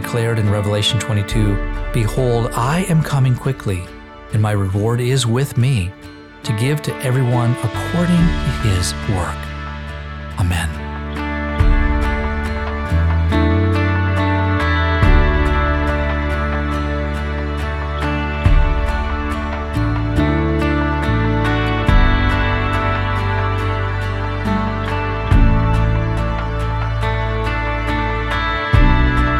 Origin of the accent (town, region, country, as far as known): United States